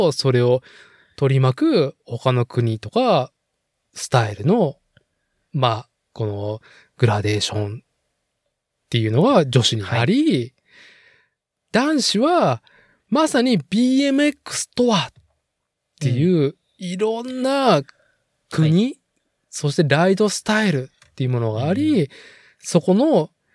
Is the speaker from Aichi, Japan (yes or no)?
yes; Nagoya, Aichi, Japan; 名古屋に生まれてさ、育って